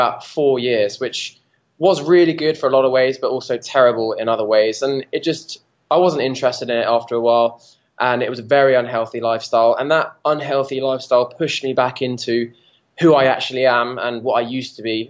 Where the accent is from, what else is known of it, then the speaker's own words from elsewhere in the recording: Watford, East of England, United Kingdom; I grew up just outside London, actually, in a place called Watford.